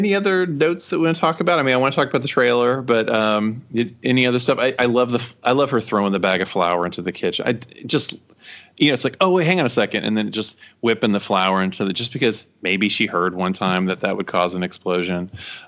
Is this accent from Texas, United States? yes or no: yes; Texas, United States; accent: drawl; moved away as an adult; I grew up there